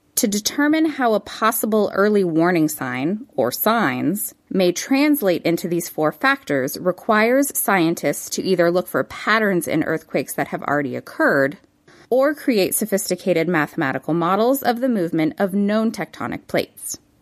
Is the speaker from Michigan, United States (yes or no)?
no; Los Angeles, California, United States; My hometown of Los Angeles